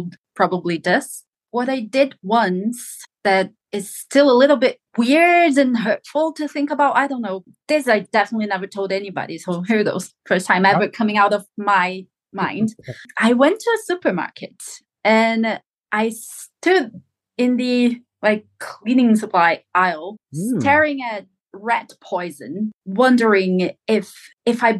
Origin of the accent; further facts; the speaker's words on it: São Paulo, Brazil; moved away as an adult; now in England; I was born and lived in the capital of, not in the capital of Brazil, but São Paulo, the capital of São Paulo